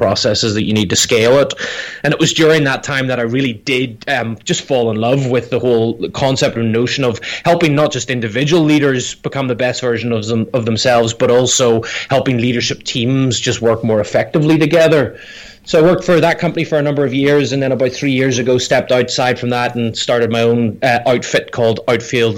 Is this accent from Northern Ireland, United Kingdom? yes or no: yes; Northern Ireland, United Kingdom; moved away as an adult; also born or lived in Scotland; now in United States; I grew up in Northern Ireland and went to college in Scotland